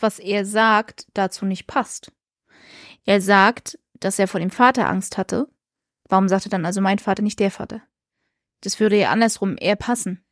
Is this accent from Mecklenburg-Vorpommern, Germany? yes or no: yes; Rostock, Mecklenburg-Vorpommern, Germany; für uns als Rostocker